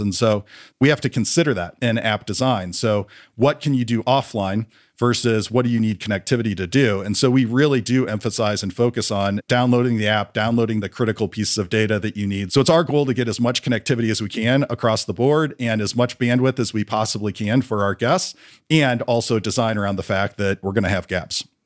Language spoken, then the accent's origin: English; St. Louis, Missouri, United States; I grew up in Saint Louis, Missouri, pretty big family